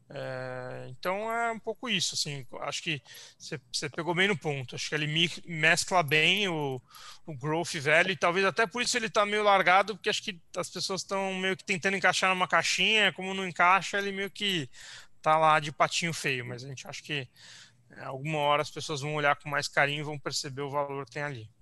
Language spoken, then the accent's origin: Portuguese; São Paulo, Brazil; a gente é de São Paulo, natural, enfim, é, crescemos e, e é, crescemos aqui, vivemos aqui a vida inteira